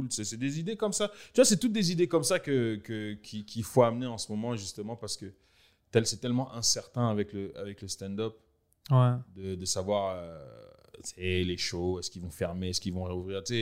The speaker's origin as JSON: {"language": "French", "country": "France", "also_born_or_lived": "Congo", "accent": "French, a bit hood", "moved": "yes", "lives_now": "Canada"}